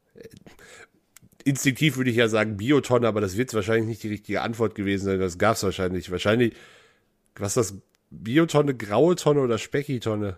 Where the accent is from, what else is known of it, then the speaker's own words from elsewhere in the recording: West Germany, Germany; Als, als Westdeutscher